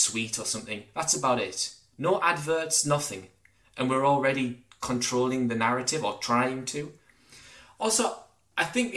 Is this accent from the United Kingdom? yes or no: yes; Durham, North East England, United Kingdom; when I grew up in Durham under New Labour